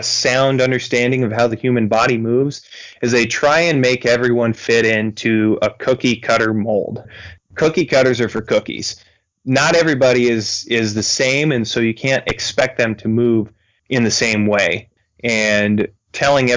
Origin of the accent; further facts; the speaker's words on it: Florence, Montana, United States; also born or lived in Rocklin, California / Billings, Montana; I was born and raised here in Western Montana. I went to high school in a small town south of Missoula here called Florence